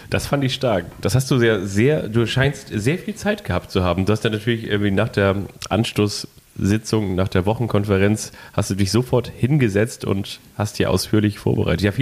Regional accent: Lagos, Nigeria; Ich komme aus Nigeria. Ganz genau wurde ich 1974 in Lagos geboren.

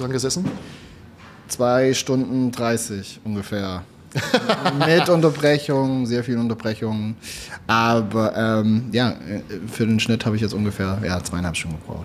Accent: Swabia, Baden-Württemberg, Germany; ich komme aus dem Schwabenland

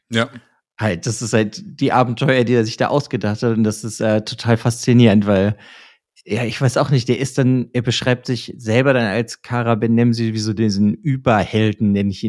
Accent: Germany; als Deutscher

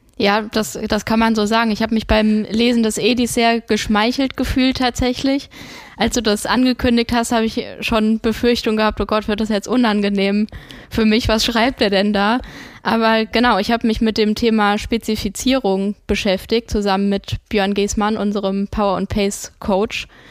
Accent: Hesse, Germany; accent: Hessian; Ich kann mit Hessisch leider nicht dienen

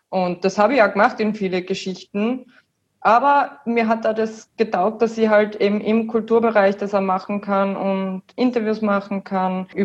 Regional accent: Wattens, Tyrol, Austria; wir sind aus Wattens, also meine Mom und mein Bruder wohnen auch in Wattens noch.

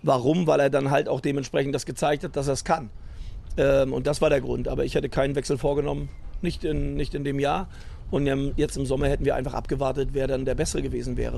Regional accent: Rostock, Mecklenburg-Vorpommern, Germany; moved away as an adult; also born or lived in Berlin; now in Cologne, Germany; ich bin dann immer noch Norddeutsch, bin immer noch Rostocker, das mit Leib und Seele

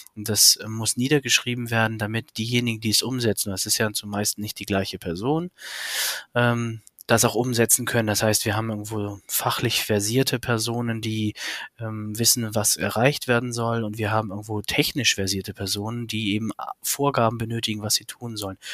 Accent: Hamburg, Germany; ich habe zwei Kinder, komme aus Hamburg

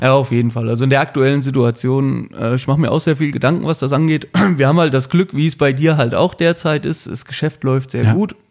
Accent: Wiesbaden, Hesse, Germany; ich komme ja aus Wiesbaden, also aus dem Ortsteil von Wiesbaden

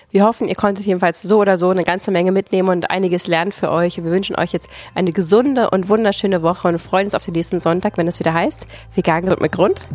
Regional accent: Potsdam, Brandenburg, Germany; wir kommen aus Potsdam

